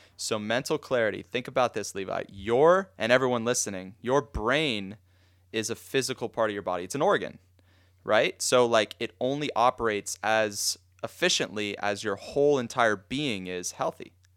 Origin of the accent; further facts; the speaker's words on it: Boca Raton, Florida, United States; I've born and raised in Boca